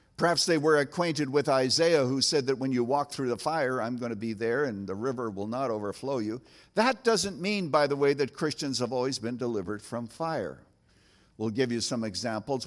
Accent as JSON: {"language": "English", "country": "Canada", "tie": "born or raised there", "moved": "yes", "lives_now": "United States", "said": "as a boy growing up in Canada"}